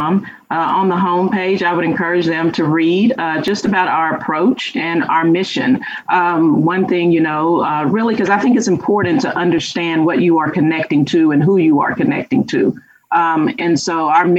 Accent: Louisiana, United States; moved away; I'm from Louisiana

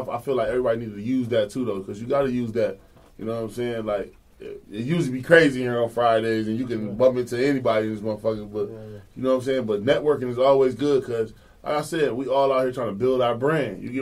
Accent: New York, United States; I'm from New York. I'm want my New York tough shit.

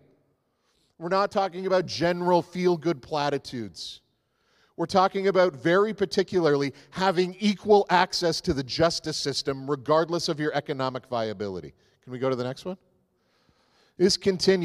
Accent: the Maritimes, Canada; I grew up in the Maritimes

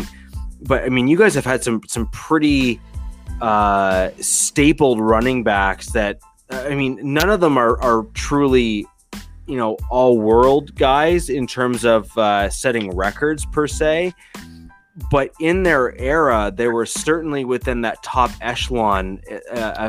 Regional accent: Canada; I'm from Canada. We speak French

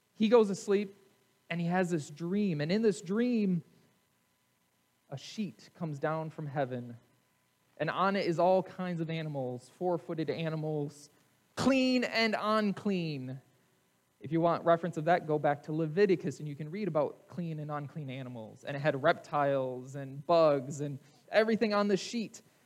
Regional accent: United States; in America, we are a melting pot

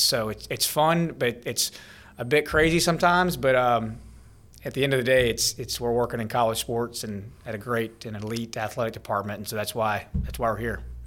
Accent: Baton Rouge, Louisiana, United States; I grew up in Baton Rouge, obviously. I went to Catholic High School right down the road

